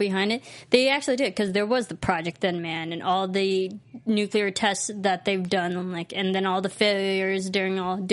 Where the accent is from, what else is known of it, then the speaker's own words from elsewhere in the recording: Illinois, United States; I'm from Illinois